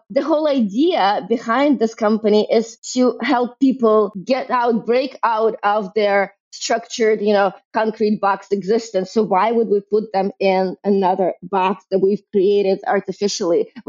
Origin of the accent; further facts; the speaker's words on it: Brooklyn, New York, United States; identify as a, as a New Yorker, as a, as a someone from Brooklyn.